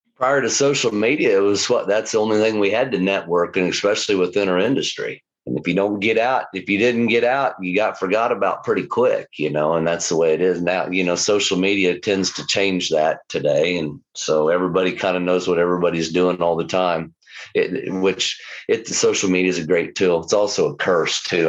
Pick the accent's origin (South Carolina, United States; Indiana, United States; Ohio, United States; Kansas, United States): Kansas, United States; Lawrence; this is home to us. It's the only place I've ever known. I've I've lived. I grew up in the house